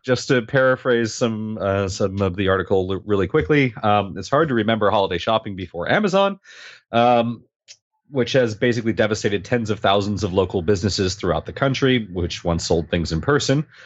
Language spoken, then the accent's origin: English; United States; moved away as an adult; now in Canada; I'm actually American